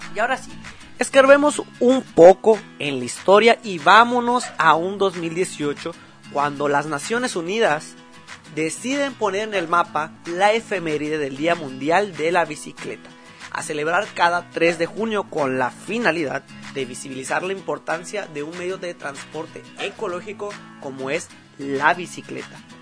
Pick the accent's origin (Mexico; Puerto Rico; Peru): Mexico; se hagan valer nuestros derechos como mexicanos